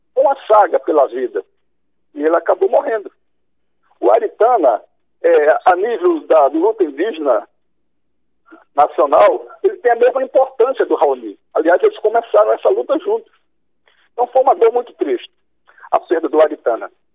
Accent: Murici, Alagoas, Brazil; minha infância em Murici

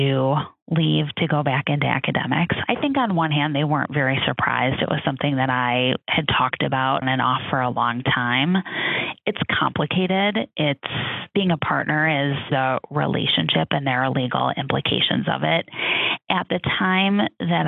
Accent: Chicago, Illinois, United States; I'm from Chicago. My husband's from Chicago. We very much wanted to return to our families.

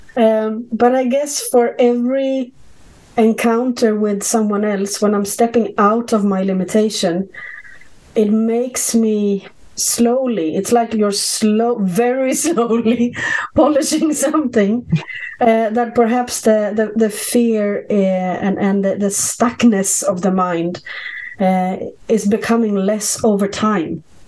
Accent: Sweden; I grew up in Sweden

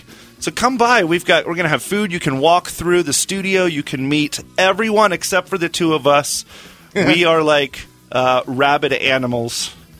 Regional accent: United States; I'm an American.

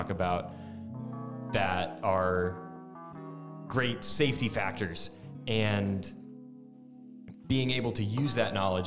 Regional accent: Connecticut, United States; moved away as an adult; now in Florida, United States; born and raised in Connecticut, I came down to Florida Tech

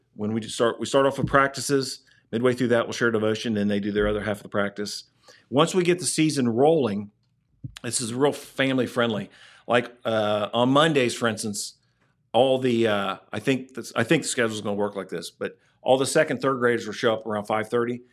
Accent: Ohio, United States; we're from Ohio

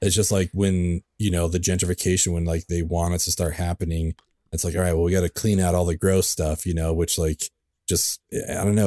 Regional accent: California, United States; also born or lived in San Francisco; I grew up in California, uh, and every other weekend I would spend with my dad in San Francisco

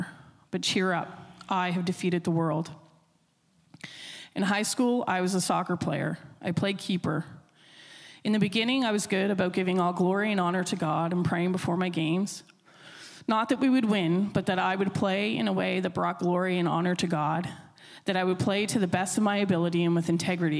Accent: Millbrook, New Brunswick, Canada; I grew up in Millbrook, which is just outside of Sussex Corner on your way to Pulley Mountain

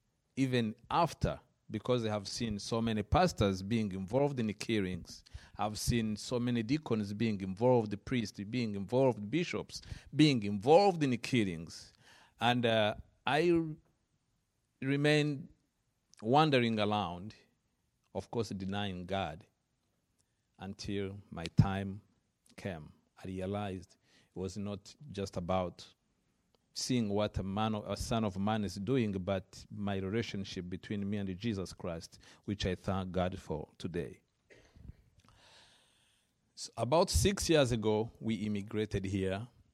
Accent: Rwanda; I am from Rwanda, originally. I was born and grew up in Rwanda.

